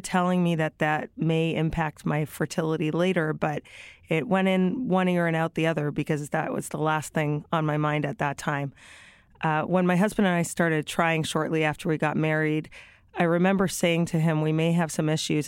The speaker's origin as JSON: {"language": "English", "town": "Toronto", "region": "Ontario", "country": "Canada", "also_born_or_lived": "Brooklyn, New York", "moved": "yes", "lives_now": "New York, United States", "said": "I live in Brooklyn, New York. I'm originally from Toronto, Canada"}